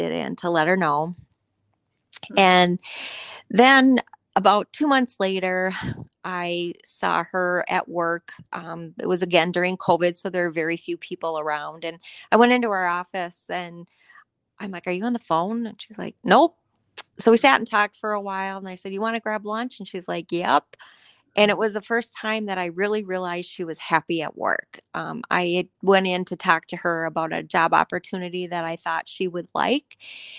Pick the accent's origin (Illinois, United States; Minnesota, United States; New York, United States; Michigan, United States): Minnesota, United States; Coon Rapids; I grew up in Coon Rapids, Minnesota. It is a suburb of north of the Twin Cities area. I lived there with my parents and my sister through high school